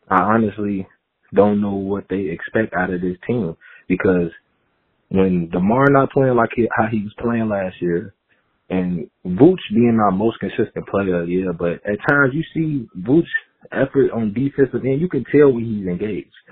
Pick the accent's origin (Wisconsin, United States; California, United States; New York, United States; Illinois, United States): Illinois, United States; Chicago; I'm from Chicago.